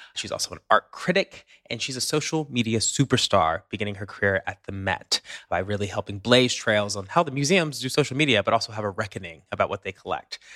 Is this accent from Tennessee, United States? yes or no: yes; Tennessee, United States; I grew up in Tennessee, so I'm very familiar with the culture.